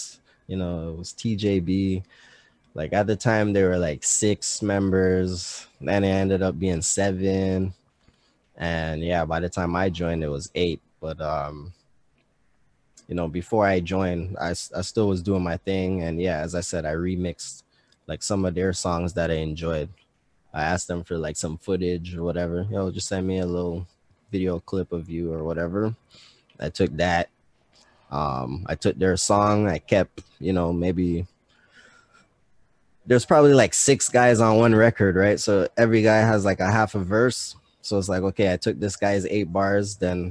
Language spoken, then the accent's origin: English; Montreal, Quebec, Canada; I grew up on Walkley for a minute